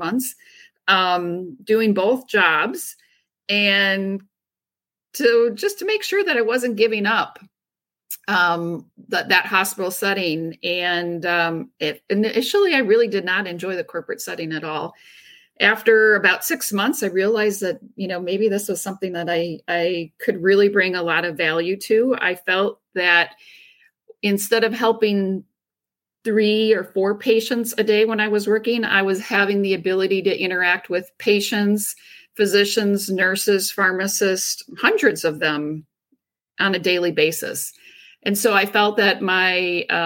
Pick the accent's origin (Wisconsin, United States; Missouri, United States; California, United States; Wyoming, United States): Wisconsin, United States; Driftless area, Western; I grew up in Western Wisconsin in the Driftless area, in a very small community of about 200 people